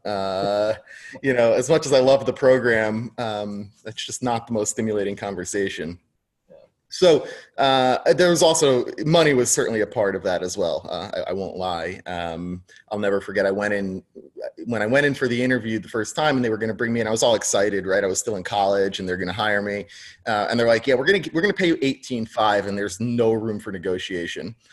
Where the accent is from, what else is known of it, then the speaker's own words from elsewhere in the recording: New York, United States; also born or lived in New Jersey / Tucson, Arizona; I grew up in New York.